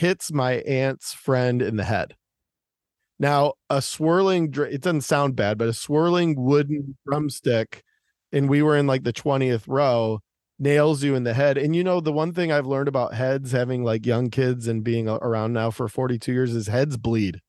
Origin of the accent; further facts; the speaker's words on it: Detroit, Michigan, United States; growing up in Detroit